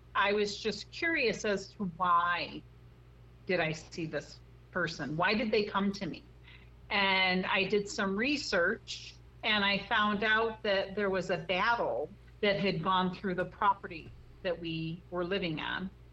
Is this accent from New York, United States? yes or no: no; Chicago, Illinois, United States; moved away as an adult; also born or lived in Texas / Washington State; now in Arizona, United States; I'm originally from Chicago, and uh, I lived there until I was about 19